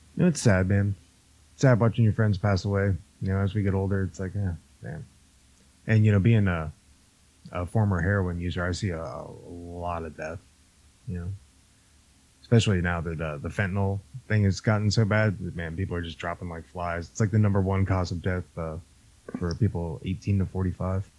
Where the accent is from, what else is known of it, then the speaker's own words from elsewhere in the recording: Florida, United States; I'm from Florida